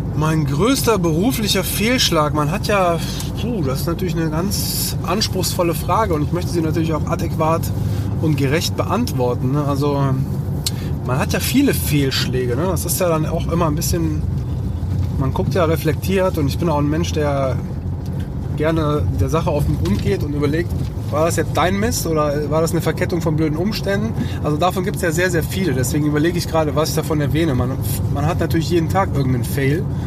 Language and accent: German; Leverkusen, North Rhine-Westphalia, Germany; moved away as an adult; also born or lived in Cologne; now in Düsseldorf, Germany; ich bin in Leverkusen aufgewachsen. Also das ist so meine, meine Hometown, meine Base, wo meine Eltern noch immer noch wohnen.